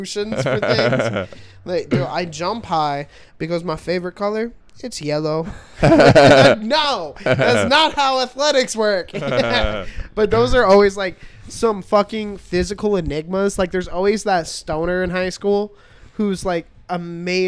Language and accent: English; Chandler, Arizona, United States; also born or lived in Peoria, Arizona / Glendale, Arizona; I was born out in, like, Peoria, grew up in Glendale till I was about 8. And before third grade, we moved over to the east side